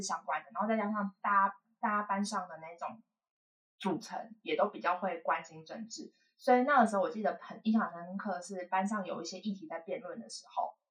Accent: Hualien County, Taiwan; 我们家其实是原住民 ，然后，呃，我妈妈那边是平埔族，我们都是在花莲，然后我妈妈是平埔阿美

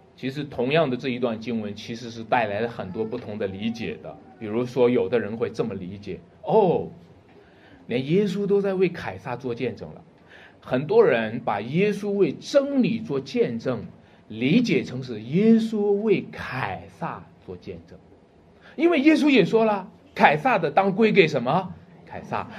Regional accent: China; 我们中国人都喜欢讲理哈

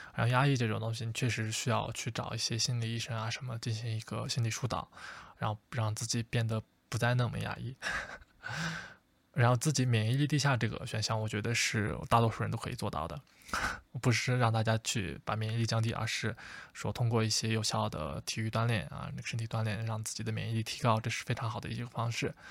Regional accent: China; 我们中国人常说我们中国人会上火

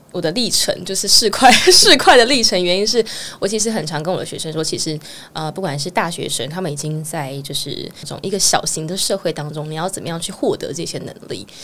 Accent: Keelung, Taiwan; moved away as an adult; now in Taipei, Taiwan; 我是基隆人

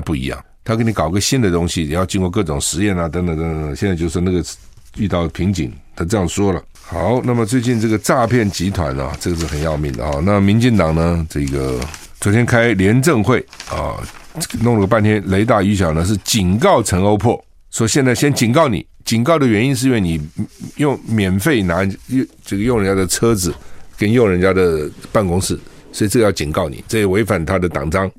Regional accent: Taiwan; also born or lived in South Carolina; 我们台湾人

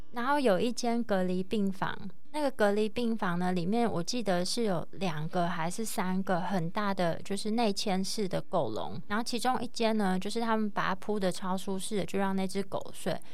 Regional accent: Taiwan; 我从台湾来的啊

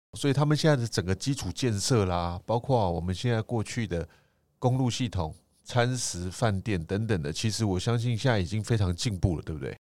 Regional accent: Taiwan

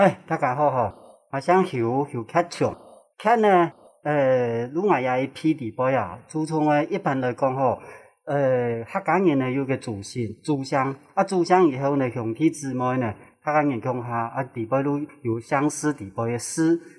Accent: Neipu, Pingtung County, Taiwan; 我是来自屏东，啊，内埔

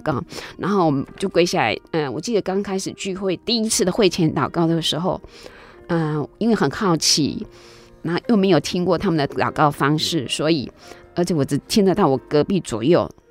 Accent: Kaohsiung, Taiwan; 我记得我那时候小时候是住在那个内门。 高雄内门，嗯哼。那是没有水，没有电，那个民国， 我出生， 我是五十五年次的嘛

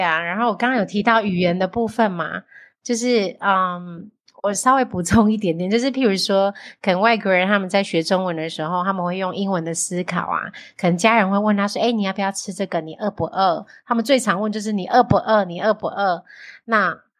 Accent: Taiwan; 我们台湾人比较重那种人情

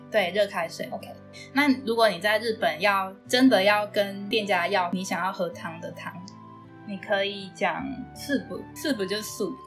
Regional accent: Taiwan; 我是以我们台湾的对于这个字的读法去念

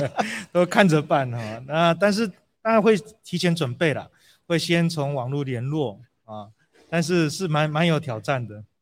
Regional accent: Brazil; moved away as an adult; also born or lived in United States; now in Taiwan; 我在台湾出生，但是从两岁就在巴西住。

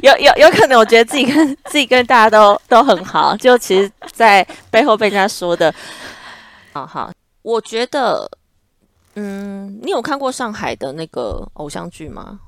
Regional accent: Taiwan; moved away as an adult; also born or lived in Shanghai; 我们就说我们是台湾人

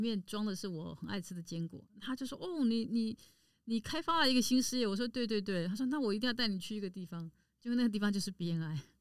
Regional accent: Taipei, Taiwan; 因为我就来自迪化街嘛。当然我娘家本身就是在迪化街从事香菇跟坚果的大盘批发商，我们已经做了七十年了

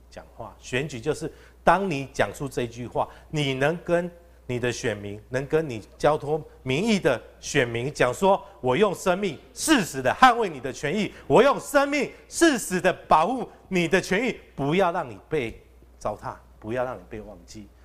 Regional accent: Wuri, Dadu, Longjing, Taichung, Taiwan; 我是台中市议员，第三选区，乌日大都、龙井的候选人

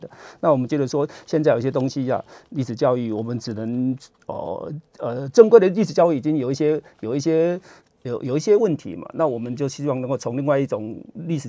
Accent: Yunlin County, Taiwan; born there; now in Chiayi, Taiwan; 哦，这这个我已经半个嘉义人了，我是云林出生的嘛

